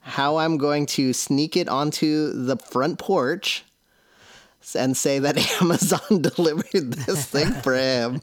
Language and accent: English; Seattle, Washington, United States; I'm from Seattle